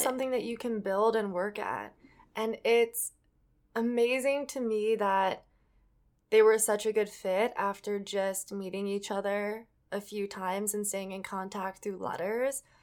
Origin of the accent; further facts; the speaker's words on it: Edina, Minnesota, United States; it's the city that I grew up